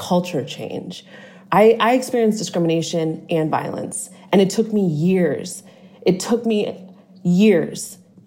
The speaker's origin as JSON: {"language": "English", "town": "Boston", "region": "Massachusetts", "country": "United States", "said": "I'm originally from Boston."}